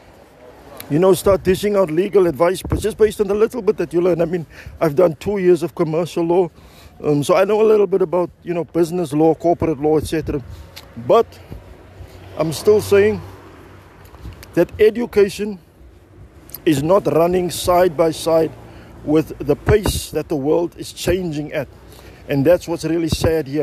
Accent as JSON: {"language": "English", "town": "Cape Town", "region": "Western Cape", "country": "South Africa", "said": "I'm also from the Cape Flats"}